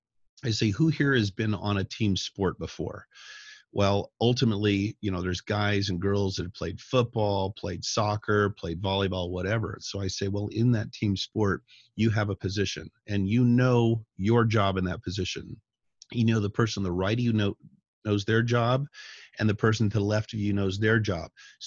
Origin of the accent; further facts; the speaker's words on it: Colorado, United States; when I was a kid growing up in Northern Colorado, myself and my friends, being brilliant young people, would have BB gun wars.